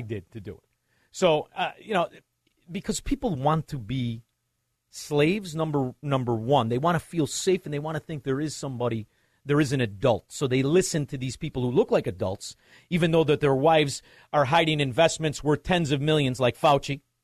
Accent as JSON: {"language": "English", "town": "Chicago", "region": "Illinois", "country": "United States", "said": "walked around with a certain pride of being a Chicagoan"}